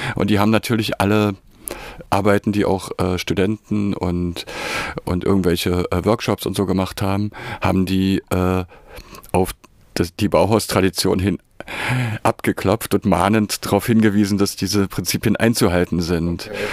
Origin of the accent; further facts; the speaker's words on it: Berlin, Germany; also born or lived in Weimar / Dessau; ich bin in Berlin geboren und habe mich dann zum Studium nach Weimar eingeschrieben